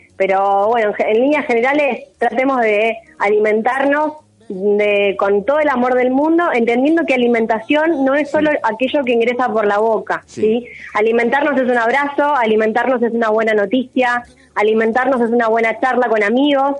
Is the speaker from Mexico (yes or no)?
no; Argentina; Como sociedad, como argentinos